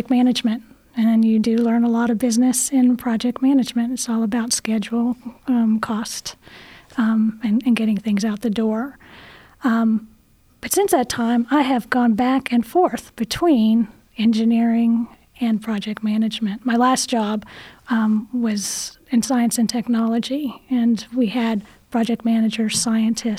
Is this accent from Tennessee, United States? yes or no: yes; Chattanooga, Tennessee, United States; I grew up in Chattanooga